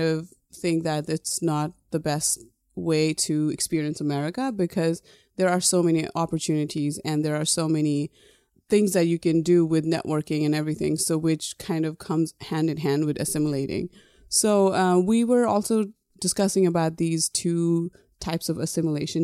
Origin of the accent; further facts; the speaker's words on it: Nepal; moved away; when I was growing up in Nepal, everybody thought I was foreigner.